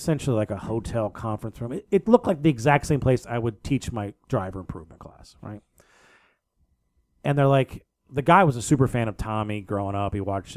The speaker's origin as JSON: {"language": "English", "region": "East Coast", "country": "United States", "said": "I'm from the East Coast."}